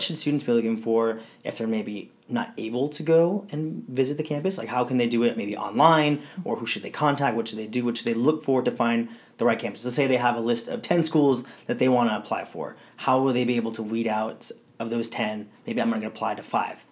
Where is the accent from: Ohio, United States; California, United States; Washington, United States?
California, United States; Southern; I grew up here in Southern California all my life